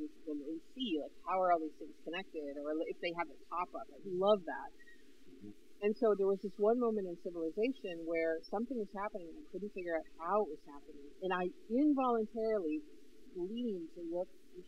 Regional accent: Northern New York, United States; moved away; I was from Northern New York

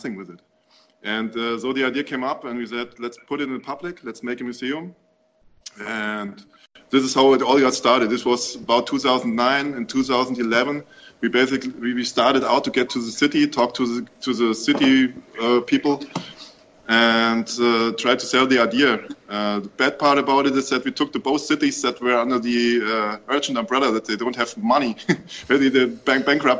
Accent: Offenbach am Main, Hesse, Germany; English is a second language; In 2014, we finally settled down in Offenbach, where the DRP is now located. It's my hometown

